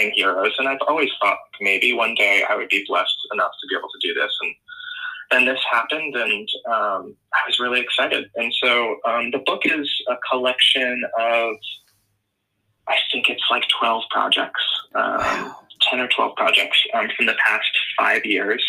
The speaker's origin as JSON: {"language": "English", "town": "Newport", "region": "Rhode Island", "country": "United States", "also_born_or_lived": "Portland, Oregon", "moved": "as an adult", "said": "I'm actually from Newport, Rhode Island"}